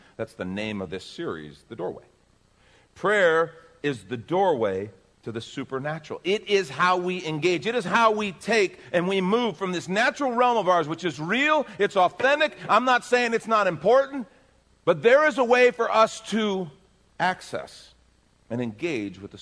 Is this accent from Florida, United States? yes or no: no; Texas, United States; I'm from Texas.